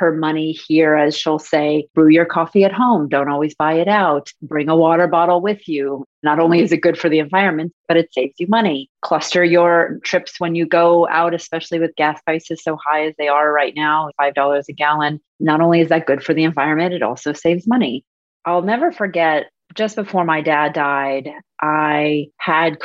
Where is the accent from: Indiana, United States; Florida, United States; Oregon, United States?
Florida, United States; West Palm Beach; moved away as an adult; also born or lived in New York City, United States; now in Miami Beach, United States; I am an original Floridian, born and raised in West Palm Beach